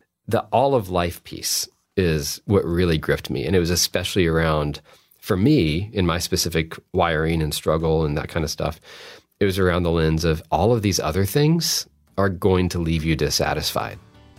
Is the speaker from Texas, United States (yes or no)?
yes; Texas, United States; And for me, I was raised in Texas and in a very religious family, very religious culture